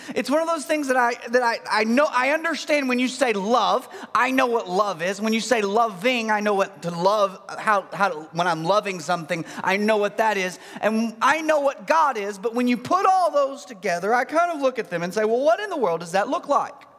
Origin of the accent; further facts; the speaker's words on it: Mineral Springs, Arkansas, United States; I am from Mineral Springs, Arkansas